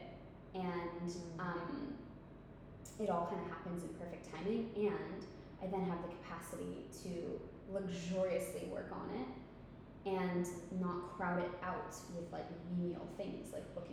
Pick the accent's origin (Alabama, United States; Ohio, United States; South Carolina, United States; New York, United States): New York, United States; Upstate; now in Nosara, Costa Rica; I'm a New Yorker. Okay. Upstate New Yorker.